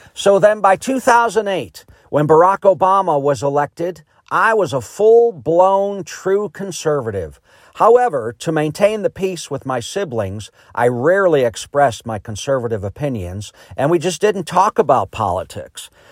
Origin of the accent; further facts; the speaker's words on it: Chicago, Illinois, United States; also born or lived in Ohio; now in Greenwood, United States; I was born in Chicago in nineteen sixty into a very liberal Democrat family.